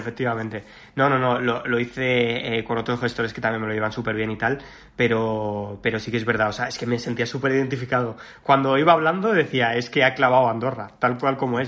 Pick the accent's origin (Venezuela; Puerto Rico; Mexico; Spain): Spain; Mallorca, Balearic Islands; moved away; que yo soy mallorquín